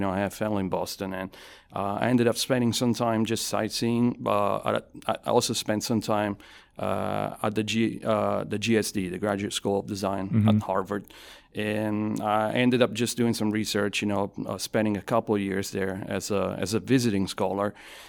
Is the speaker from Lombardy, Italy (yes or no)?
no; Avellino, Campania, Italy; also born or lived in Naples / Milan; So I am originally from Avellino. It's 50,000 people, about 25 miles away from Naples. So I'm from the south. And I lived in Avellino, Naples, and Milan, just based on my family's, my dad's job.